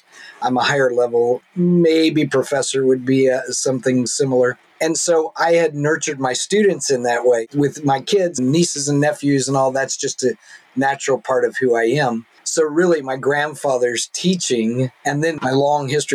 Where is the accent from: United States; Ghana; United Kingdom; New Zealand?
United States; the Bible Belt in the South; now in Seattle, United States; where I grew up in the Bible Belt in the South